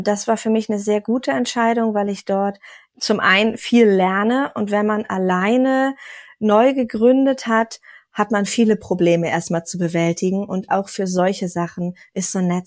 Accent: Kiel, Schleswig-Holstein, Germany; moved away; also born or lived in Berlin; Und ich bin ganz hoch vom Norden aus Kiel dann hier nach Sachsen gezogen.

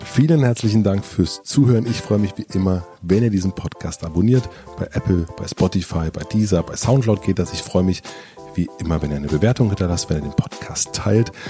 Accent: Brandenburg, Germany; meine Jugend in Brandenburg

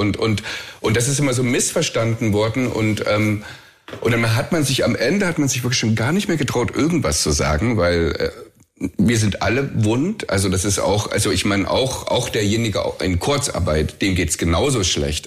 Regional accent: the East, East Germany, Germany; ich bin im Osten groß geworden

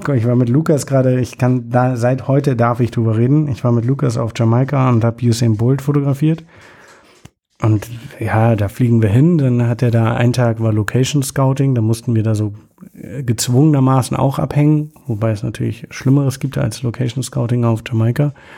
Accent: Germany; moved away; ich komme aus Deutschland

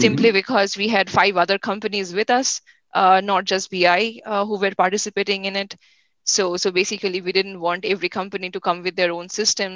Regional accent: India; now in United States; I'm from India myself

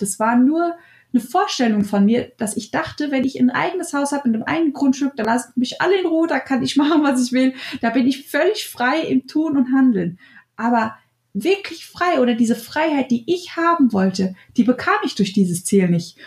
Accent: Germany; bei uns in Deutschland

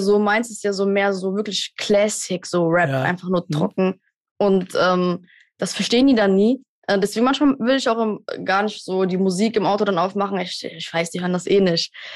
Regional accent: Germany; wir als Deutsche

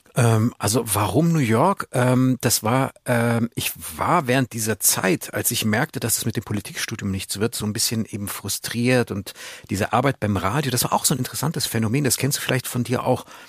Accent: Munich, Bavaria, Germany; Ich bin Münchner

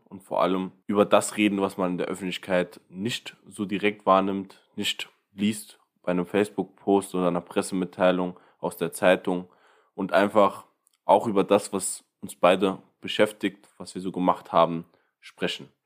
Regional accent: Ottweiler, Saarland, Germany; Ottweiler. Das ist eine sehr, sehr alte Stadt

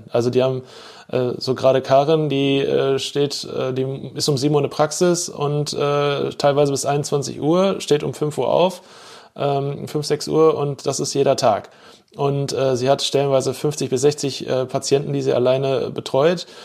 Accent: Bochum, North Rhine-Westphalia, Germany; da habe ich halt auch festgestellt, wie wichtig mir meine Heimatstadt ist und die Menschen, die hier leben.

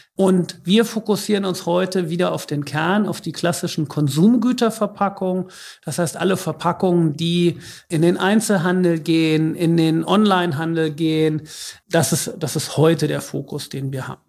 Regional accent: Northeim, Lower Saxony, Germany; moved away as an adult; also born or lived in Aachen / Detroit; ich bin ganz normal hier in Nordheim aufgewachsen, bin hier zur Schule gegangen

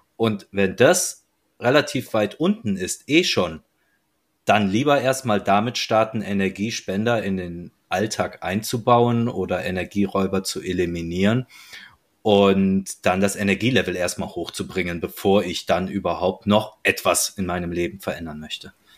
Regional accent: North Rhine-Westphalia, Germany; wie man bei uns äh, in meiner Heimat sagt, et kütt wird kütt und et hätt noch immer Jotje Jange.

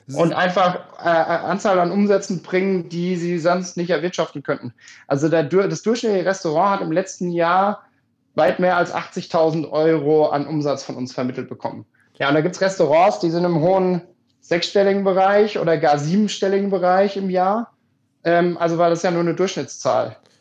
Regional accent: Germany; moved away; ich komme 3000 Einwohner Dorf

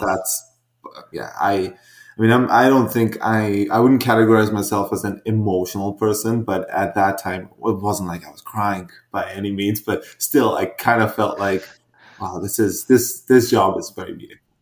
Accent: India; moved away as an adult; now in Vancouver, Canada; I was born in India uh, and uh, did I was there through high school and then a couple years after

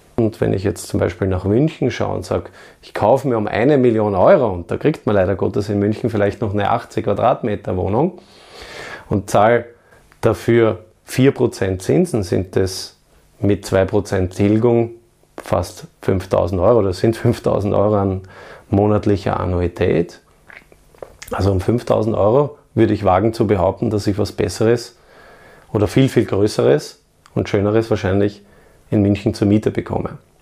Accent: Vienna, Austria; in meine Heimatstadt Wien.

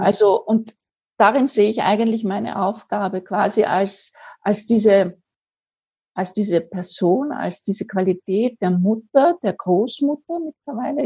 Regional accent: Vienna, Austria; now in Lower Austria, Austria; wie man bei uns in Wien sagt, auch wenn ich jetzt in Niederösterreich wohne, ich bin ja Wienerin

